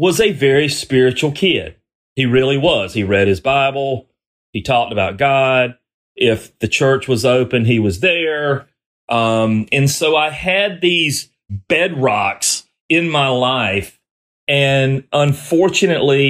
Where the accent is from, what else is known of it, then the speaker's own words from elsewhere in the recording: the South, United States; I grew up in the South